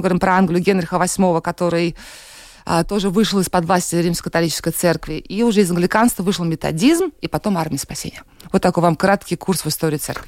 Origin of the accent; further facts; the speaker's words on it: Saint Petersburg, Russia; moved away as an adult; now in Latvia; я из России, угу. родилась, выросла в Санкт-Петербурге. Вот в Латвии три года сейчас мы с мужем живем